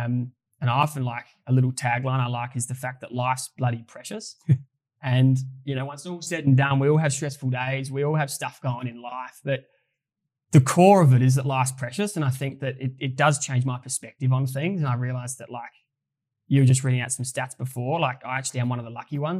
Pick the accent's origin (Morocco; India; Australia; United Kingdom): Australia; Adelaide, South Australia; moved away; we both would love to move back to Adelaide. We're both from Adelaide